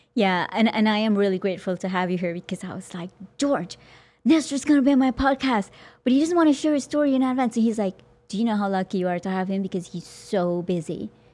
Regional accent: Guyana; moved away; also born or lived in New York City / New Jersey; I'm from Guyana

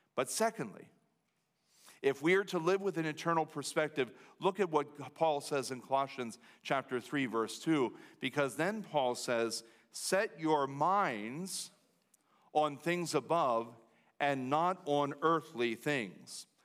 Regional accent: United States; as an American citizen, as a Lancaster Countyan

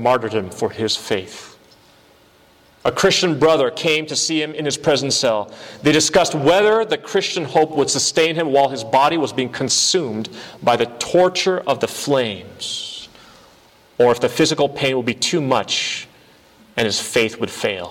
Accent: United States; I was born in this country. I'm an American citizen.

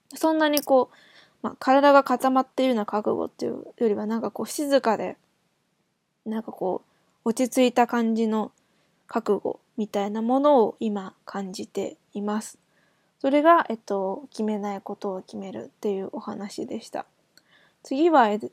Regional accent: Japan; 日本人も何人まあ私含めて2人

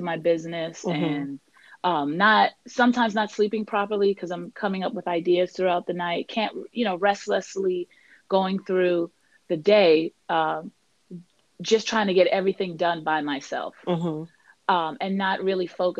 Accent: Washington, District of Columbia, United States; also born or lived in Trinidad, West Indies; I was born in Trinidad, West Indies, but raised in Washington, D.C.

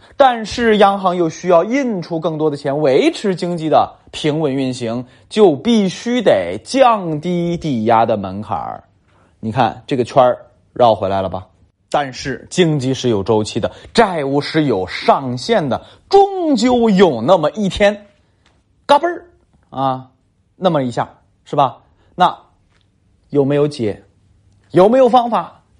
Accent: Tangshan, Hebei, China; 包括我老家唐山都是

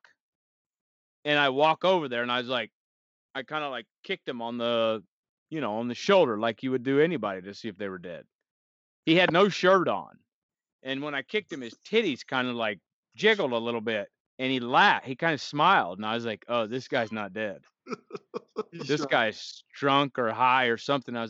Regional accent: Texas, United States; moved away; also born or lived in New York City; I'm a Texan.

